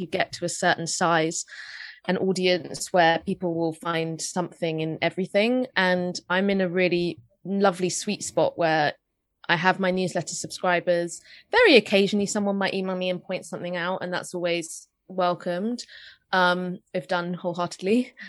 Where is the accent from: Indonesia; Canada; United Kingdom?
United Kingdom; London; I grew up in North London.